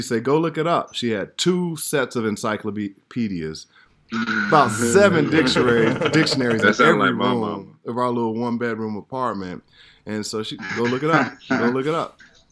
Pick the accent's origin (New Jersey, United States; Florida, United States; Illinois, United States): Illinois, United States; Chicago; moved away as an adult; also born or lived in Atlanta; I'm from Chicago